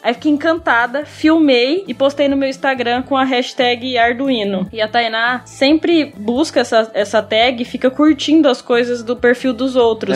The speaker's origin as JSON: {"language": "Portuguese", "town": "Cuiabá", "region": "Mato Grosso", "country": "Brazil", "tie": "born or raised there", "said": "eu nasci em Cuiabá, Mato Grosso, e eu moro atualmente aqui mesmo, em Cuiabá"}